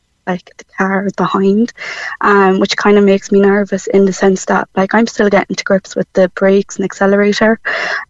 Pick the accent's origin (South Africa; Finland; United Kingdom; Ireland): Ireland; Cork, Munster; moved away as an adult; now in Limerick, Ireland; I'm living in Limerick, even though I'm from Cork